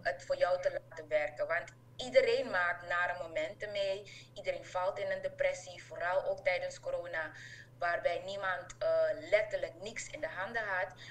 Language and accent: Dutch; Suriname; also born or lived in Enschede, Netherlands / Hengelo, Netherlands; now in Netherlands; wij hadden elkaar als Surinamers in ehm, eh, Nederland